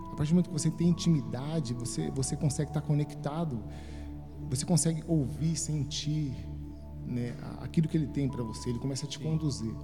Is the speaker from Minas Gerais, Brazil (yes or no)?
no; Guarulhos, São Paulo, Brazil; Eu sou natural de São Paulo, Amém. uma família de oito irmãos. Né? Crescemos num bairro bem simples, Sim. de Guarulhos